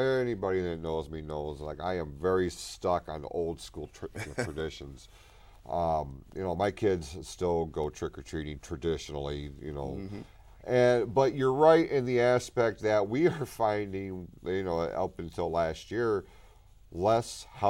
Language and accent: English; Hadley, United States; We grew up in Hadley, and Hadley was, I mean, it was big for Halloween.